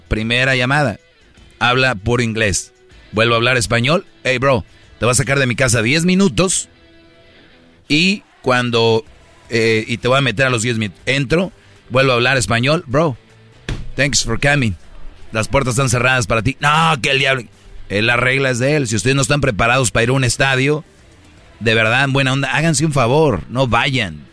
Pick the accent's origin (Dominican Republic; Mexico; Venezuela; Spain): Mexico; Monterrey, Nuevo León; Yo soy de Monterrey